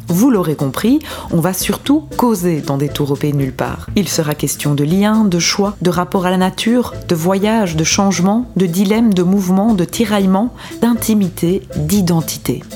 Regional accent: Belgian Ardennes, Wallonia, Belgium; now in Brussels, Belgium; Je suis une Ardennaise exilée à Bruxelles depuis 18 ans

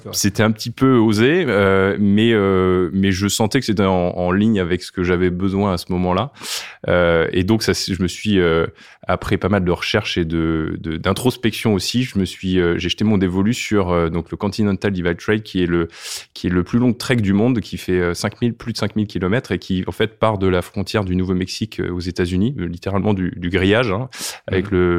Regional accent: Brittany, France; je suis breton

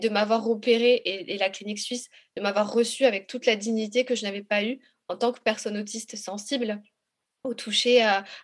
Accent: Republic of the Congo; comme je suis, je viens du Congo, si tu veux, je suis originaire de là-bas

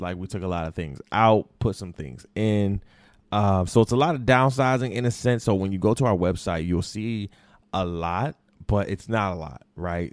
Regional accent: Detroit, Michigan, United States; also born or lived in Florida; I was raised in Detroit.

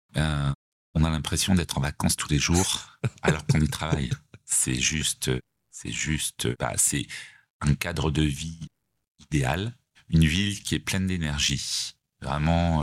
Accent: Savoie, Auvergne-Rhône-Alpes, France; moved away as an adult; also born or lived in Paris; now in Nice, France; étant attaché euh, quand même à la Savoie, puisque je suis savoyard d'origine

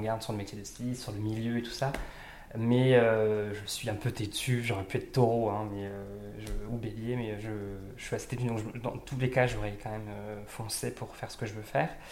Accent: Pas-de-Calais, near Lens, Hauts-de-France, France; now in Lille, France; je suis effectivement originaire du Nord, du Pas-de-Calais, à côté de Lens

